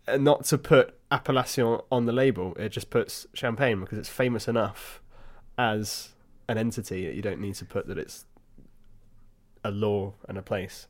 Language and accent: English; Hampshire, South East England, United Kingdom; I was born in Hampshire.